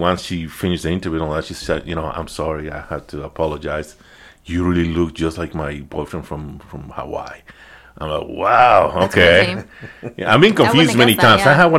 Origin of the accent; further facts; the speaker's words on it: Mexico; idea that I'm Mexican, but other than that, not exactly from which part of Mexico, because again, my accent is being all over the place.